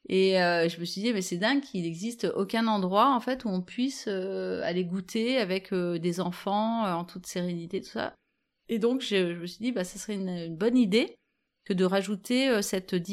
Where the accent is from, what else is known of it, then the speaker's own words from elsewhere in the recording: Vif, Auvergne-Rhône-Alpes, France; Quand j'étais enfant, alors bon, moi j'ai grandi à Vif.